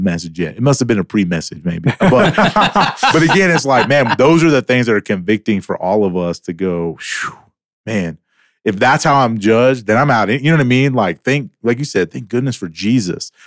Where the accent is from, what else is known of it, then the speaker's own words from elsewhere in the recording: the South, United States; moved away; also born or lived in Louisiana; I'm from the South.